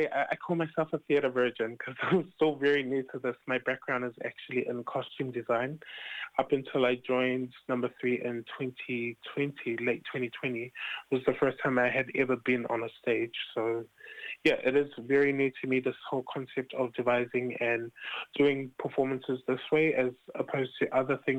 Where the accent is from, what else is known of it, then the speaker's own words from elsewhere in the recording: Auckland, New Zealand; I've been born and raised in Roskill, and it's basically all I know.